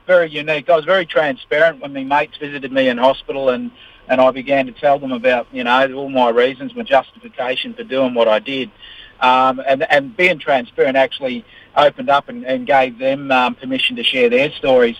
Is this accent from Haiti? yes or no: no; New Zealand; now in Australia; I'm a Kiwi by birth.